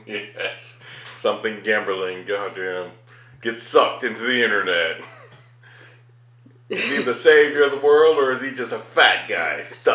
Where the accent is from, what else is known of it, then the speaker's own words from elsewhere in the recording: Cherokee, North Carolina, United States; I'm an Indian. I don't get it. I'm a Native American from Cherokee, fucking North Carolina.